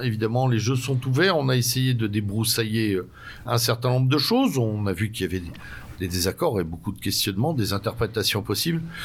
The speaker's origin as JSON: {"language": "French", "country": "France", "said": "nous sommes des Français"}